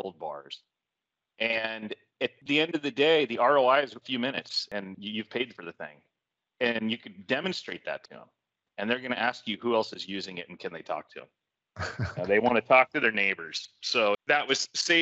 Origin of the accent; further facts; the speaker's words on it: Napa, California, United States; I was born and raised in Napa.